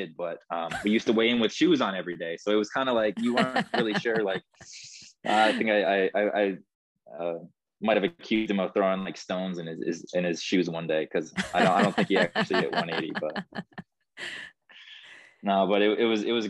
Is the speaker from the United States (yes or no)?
yes; Midwest, United States; we're from the Midwest